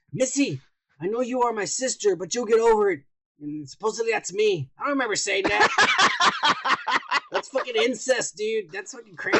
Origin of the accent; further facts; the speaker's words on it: United States; I'm American.